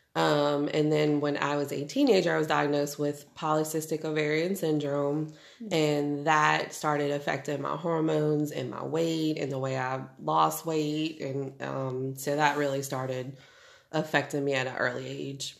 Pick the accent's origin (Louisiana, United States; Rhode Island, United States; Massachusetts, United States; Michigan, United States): Louisiana, United States; New Orleans; moved away as an adult; now in Shreveport, United States; Was born and raised in New Orleans.